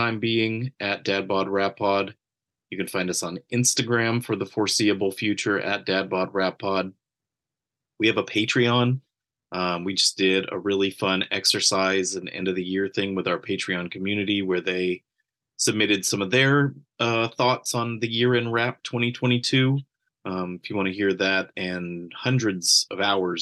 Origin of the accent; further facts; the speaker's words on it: San Jose, California, United States; We're all from the South Bay area of California. I'm from San Jose